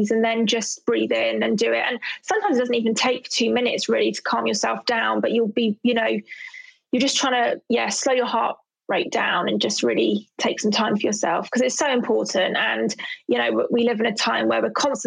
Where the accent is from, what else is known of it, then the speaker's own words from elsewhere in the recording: London, United Kingdom; I'm from Southeast London